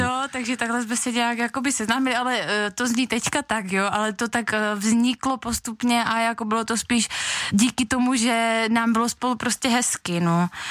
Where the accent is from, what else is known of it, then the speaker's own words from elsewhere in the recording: Veselí nad Moravou, South Moravian Region, Czechia; jsem z Veslí nad Moravou